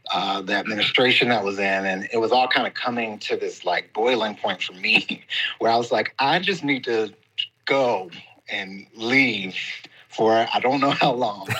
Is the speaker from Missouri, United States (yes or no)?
yes; Kansas City, Missouri, United States; moved away as an adult; also born or lived in Los Angeles; now in Mexico; I am originally from Kansas City, and then I moved to Los Angeles to pursue uh, music full time and ended up in Mexico